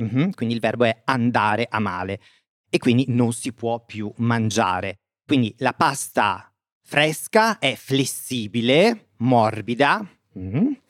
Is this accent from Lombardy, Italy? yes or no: yes; province of Bergamo, Lombardy, Italy; vicino al mio paese, nel nord Italia, quindi nella provincia di Bergamo